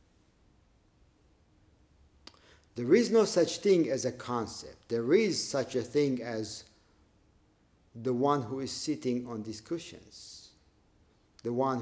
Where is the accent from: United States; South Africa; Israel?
Israel; growing up in Israel